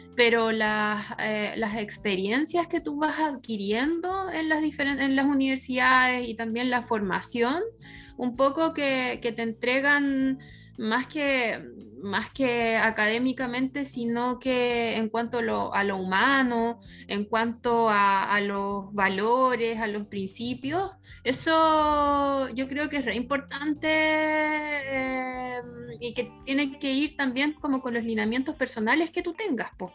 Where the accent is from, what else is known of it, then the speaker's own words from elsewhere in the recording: La Ligua, Valparaíso, Chile; yo soy de La Ligua